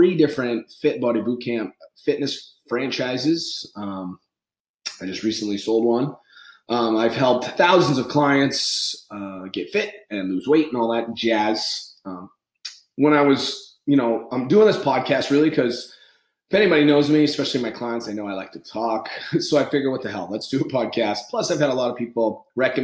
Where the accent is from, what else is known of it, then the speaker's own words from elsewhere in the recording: New England, United States; I grew up on the East Coast, I'm from New England, Irish Catholic